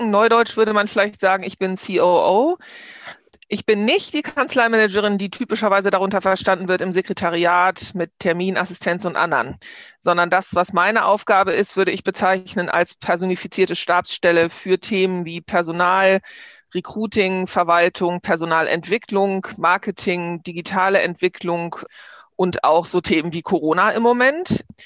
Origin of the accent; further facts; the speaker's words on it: Hamburg, Germany; born there; now in Bergisches Land, Germany; Ich bin in Hamburg geboren, wohne seit 30 Jahren im Bergischen Land und bin aber noch so eine echte norddeutsche Dern.